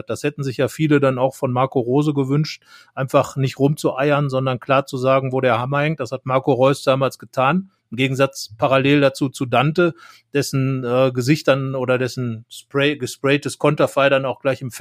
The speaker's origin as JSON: {"language": "German", "region": "North Rhine-Westphalia", "country": "Germany", "said": "ich komme jetzt auch aus Westfalen, das sei am Rande angemerkt"}